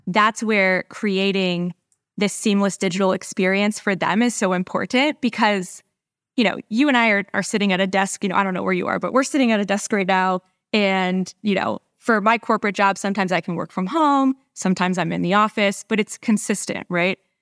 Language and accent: English; San Diego, California, United States; moved away as an adult; now in Dallas, United States; I'm a San Diegan, true and true